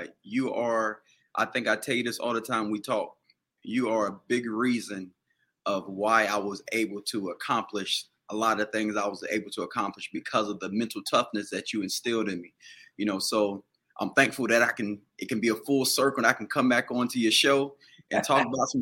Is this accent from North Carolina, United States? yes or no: yes; Washington, North Carolina, United States; I grew up in Little Washington